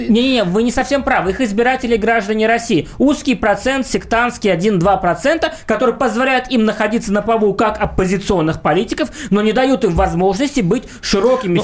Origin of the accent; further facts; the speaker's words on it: Tashkent, Uzbekistan; moved away; Я там родился, и я там вырос, в Ташкенте